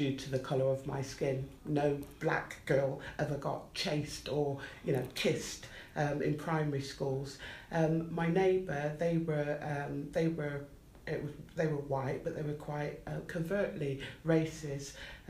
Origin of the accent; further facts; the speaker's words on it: Bristol, South West England, United Kingdom; So I grew up on a predominantly white working class council estate in Southmead, Bristol, which is approximately 26 miles, a 30-minute drive away from Weston-super-Mare.